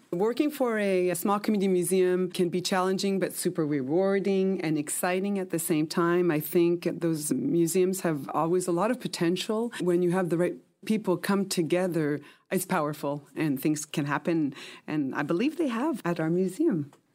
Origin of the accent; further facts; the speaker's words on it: Quebec, Canada; also born or lived in Montreal / Papua New Guinea / Australia; now in Vancouver Island, Canada; I grew up mostly in Quebec and did all my schooling and education in French